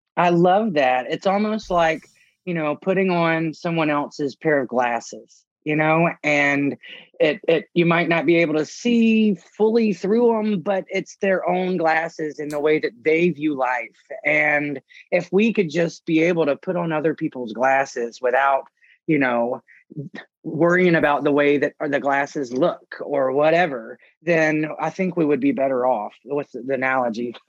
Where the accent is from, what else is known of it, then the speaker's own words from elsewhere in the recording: Mississippi, United States; now in New Orleans, United States; when I was from Mississippi